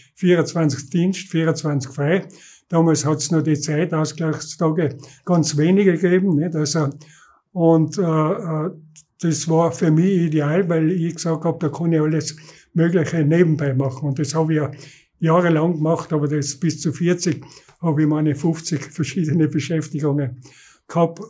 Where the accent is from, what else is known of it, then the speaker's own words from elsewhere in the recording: Innsbruck, Tyrol, Austria; ich bin in Wilden aufgewachsen